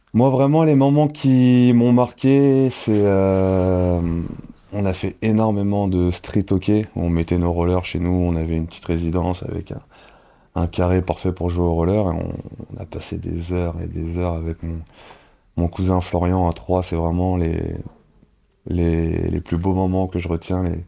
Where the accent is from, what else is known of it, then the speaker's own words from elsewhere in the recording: Cergy, Île-de-France, France; now in Angers, France; c'est Sergi c'est, le sang comme on dit hein, c'est hmm. c'est, la... c'est, c'est chez moi c'est là où j'ai grandi